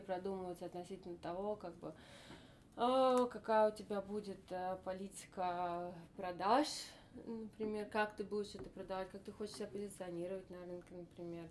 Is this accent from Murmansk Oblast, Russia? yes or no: no; Moscow, Russia; moved away; выросла в Москве